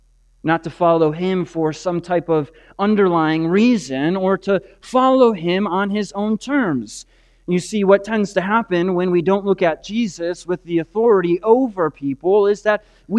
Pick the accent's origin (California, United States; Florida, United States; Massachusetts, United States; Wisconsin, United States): Wisconsin, United States; Green Bay; I grew up on the Bay of Green Bay